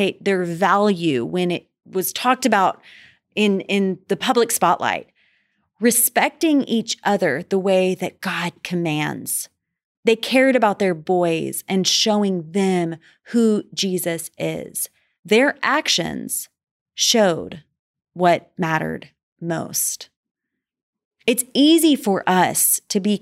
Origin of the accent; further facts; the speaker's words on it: Dallas, Texas, United States; I am from Dallas